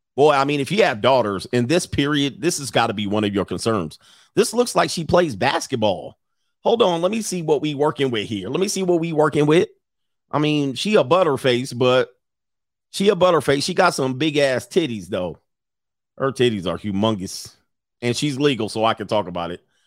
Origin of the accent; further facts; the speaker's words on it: Pontiac, Michigan, United States; my hometown, Pontiac, Michigan